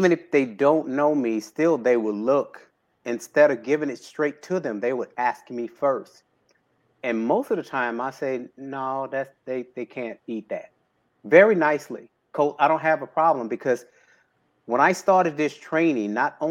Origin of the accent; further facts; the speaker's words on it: Houston, Texas, United States; born and raised in Houston, Texas.